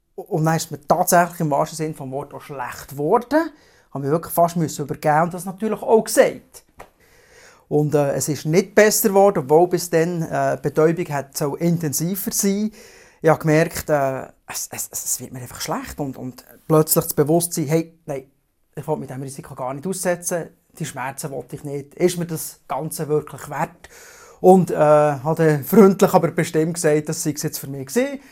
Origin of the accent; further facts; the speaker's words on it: Biel-Seeland region, Bern, Switzerland; Ich komme aus der Region Biel-Seeland